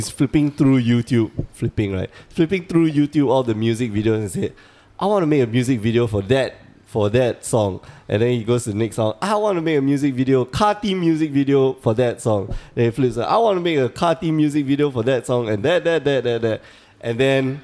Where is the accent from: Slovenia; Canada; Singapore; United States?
Singapore; we're from Singapore